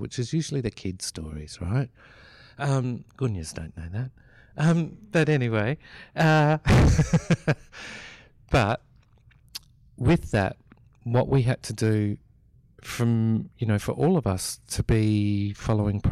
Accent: Melbourne, Victoria, Australia; I grew up in Melbourne.

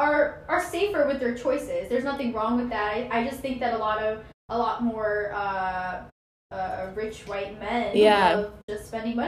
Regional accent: United States; I was born in the United States, so, like, yes, like, I'm Indian

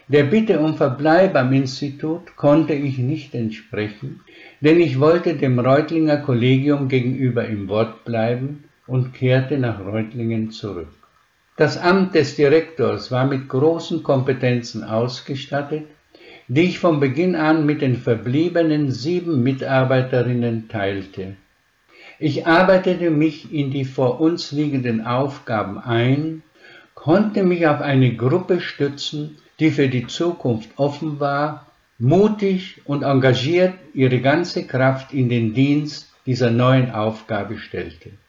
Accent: Švedlár, Košice Region, Slovakia; born there; Das erläutere ich am Beispiel meines Geburtsortes. Wenn ich heute zu den Landsleuten nach Schwedler komme, dann kann ich in jedes Haus wie zu Freunden gehen, werde herzlich empfangen, zum Gespräch eingeladen, das ist meine Heimat.

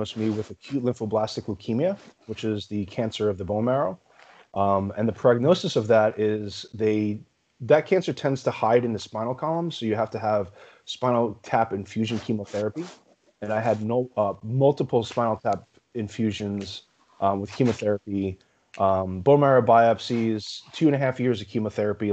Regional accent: New York City, New York, United States; also born or lived in Long Island, New York; I was born and raised in New York, originally in Brooklyn

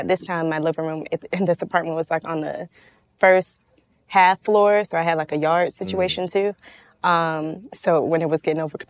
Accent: Atlanta, Georgia, United States; born and raised in the Swats

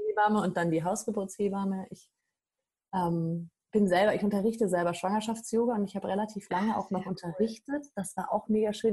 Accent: Germany; bei uns in Deutschland

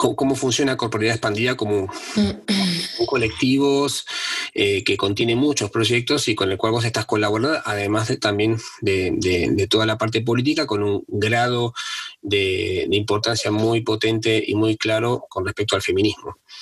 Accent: Argentina; yo, que soy argentino

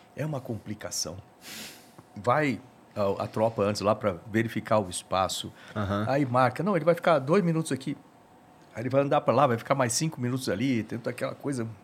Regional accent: Bauru, São Paulo, Brazil; moved away; eu sou lá de Bauru

